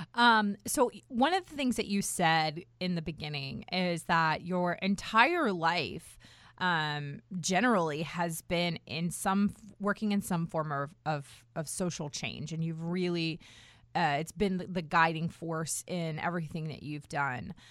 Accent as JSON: {"language": "English", "town": "Herndon", "region": "Virginia", "country": "United States", "tie": "born or raised there", "moved": "as an adult", "said": "I grew up in Herndon"}